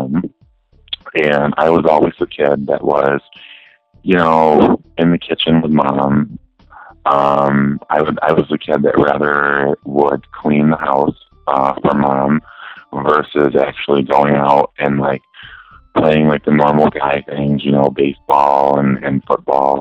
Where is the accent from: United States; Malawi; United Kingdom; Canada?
United States; Zeta, New York; now in Albany, United States; I'm originally from a small town called Zeta, New York